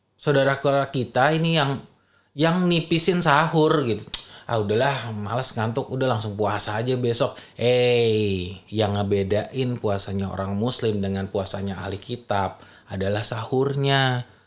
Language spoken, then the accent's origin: Indonesian; Minangkabau, West Sumatra, Indonesia; kita orang Minang